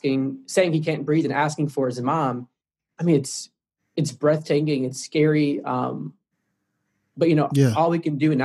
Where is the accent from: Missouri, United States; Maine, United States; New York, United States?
Missouri, United States; St. Louis; I'm from St. Louis, minutes away from Ferguson